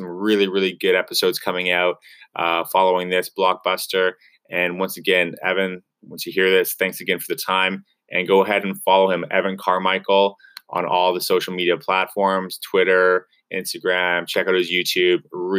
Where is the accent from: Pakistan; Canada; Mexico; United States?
Canada; We're both from Canada.